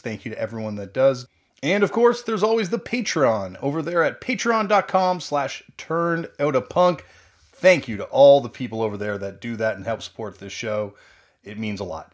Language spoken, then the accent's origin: English; Southern Ontario, Canada; Growing up in Southern Ontario